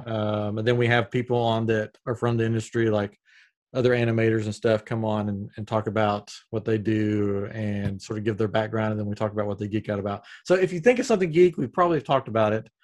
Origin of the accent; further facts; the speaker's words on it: Upper East Tennessee, United States; accent: Southern; now in Houston, United States; I'm originally from Tennessee, but I'm in Texas now